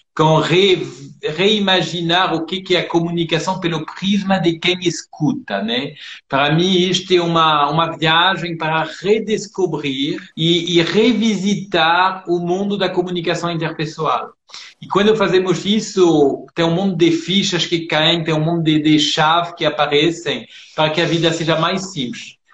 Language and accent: Portuguese; France; moved away as an adult; also born or lived in São Paulo, Brazil; now in Brazil; eu nasci em São Paulo, só que eu fui criado na França, sou de família francesa. E eu voltei com 26 anos